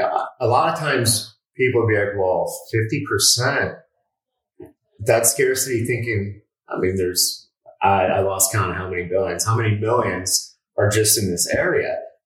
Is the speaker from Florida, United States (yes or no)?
yes; Westchester, Florida, United States; I grew up in Westchester. You know, it's not, I didn't grow up in South Beach.